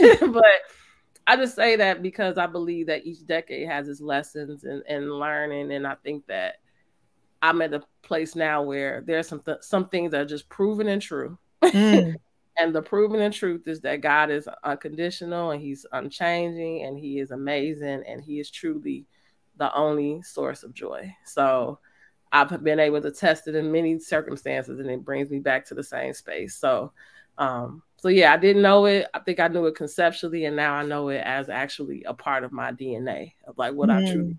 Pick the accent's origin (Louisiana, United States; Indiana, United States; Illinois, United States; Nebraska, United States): Illinois, United States; because we grew up in Auburn Gresham.